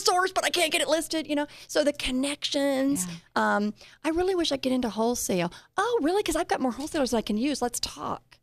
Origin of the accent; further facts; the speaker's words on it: Colorado, United States; I'm from Colorado